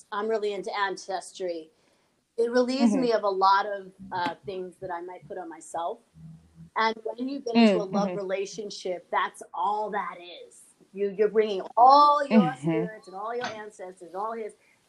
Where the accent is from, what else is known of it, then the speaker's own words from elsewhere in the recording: New York, United States; my background is I grew up in New York. I was mostly around Black families, but I went to an all-Jewish, very high-end private school called Horace Mann.